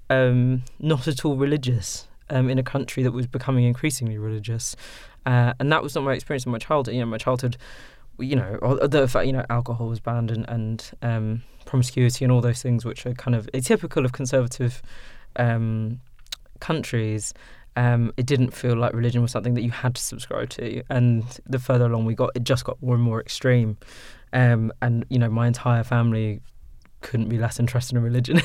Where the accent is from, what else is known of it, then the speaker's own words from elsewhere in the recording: Sudan; first language English; moved away; also born or lived in London; in Sudan, um, you know, Arabic is not my first language. English is.